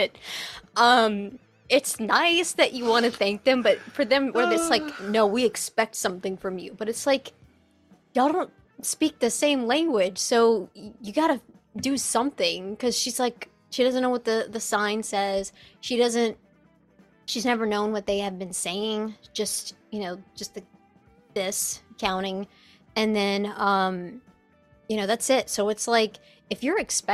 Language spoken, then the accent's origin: English; United States; as an American.